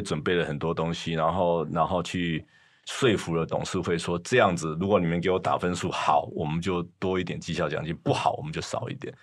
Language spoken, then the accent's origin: Chinese; Taiwan; moved away as an adult; also born or lived in United States; 我们从台湾来的学生